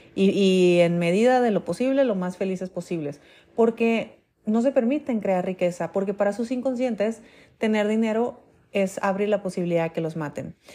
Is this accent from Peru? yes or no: no; Mexico; aquí en México